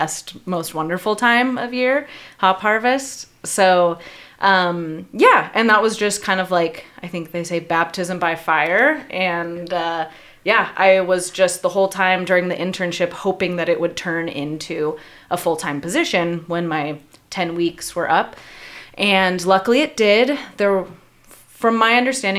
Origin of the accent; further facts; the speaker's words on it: Yakima Valley, Washington, United States; I too was born and raised in the Yakima Valley.